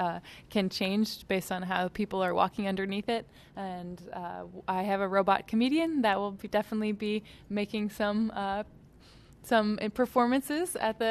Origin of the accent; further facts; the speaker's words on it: Boston, Massachusetts, United States; also born or lived in California; now in Pittsburgh, United States; I'm from Boston. I've lived in California